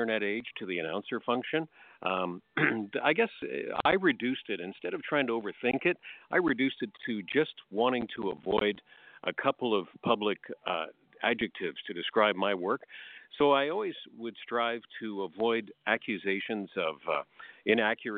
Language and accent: English; Leamington, Ontario, Canada; my hometown of Leamington, about 35 miles southeast